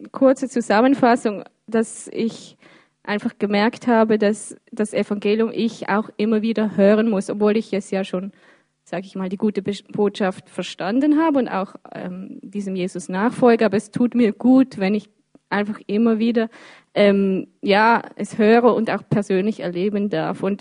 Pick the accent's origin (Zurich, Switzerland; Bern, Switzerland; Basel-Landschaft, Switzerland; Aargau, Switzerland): Basel-Landschaft, Switzerland; Birsfelden; now in Basel, Switzerland; Ja, also ich, ich bin hier in der Stadt Basel. Ähm, ich bin in Biersfelden aufgewachsen, aber wie gesagt, ich bin schon ein Stadtmensch, ich lebe gerne hier